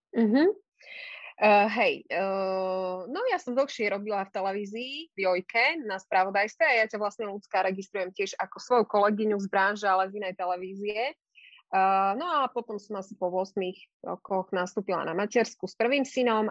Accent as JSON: {"language": "Slovak", "region": "eastern Slovakia", "country": "Slovakia", "moved": "yes", "said": "ja som z východného Slovenska a v tom čase aj moji rodičia žili na východe"}